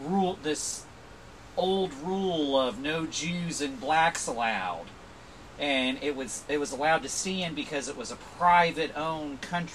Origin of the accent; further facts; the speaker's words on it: northern Florida, United States; I grew up in Florida, especially the northern part of Florida, and there was always kind of this undercurrent of tension between the Jewish community